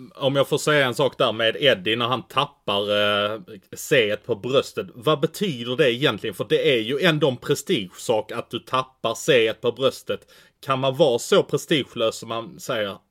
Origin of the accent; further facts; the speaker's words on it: Malmö, Skåne, Sweden; Jag är född och uppväxt i Malmö